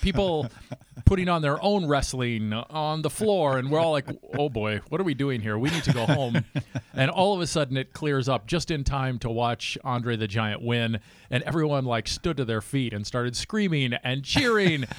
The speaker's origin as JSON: {"language": "English", "town": "St. Cloud", "region": "Minnesota", "country": "United States", "tie": "born or raised there", "said": "I grew up in St. Cloud"}